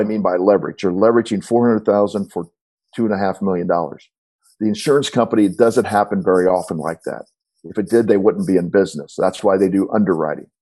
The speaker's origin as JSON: {"language": "English", "town": "St. Louis", "region": "Missouri", "country": "United States", "said": "I'm from St. Louis"}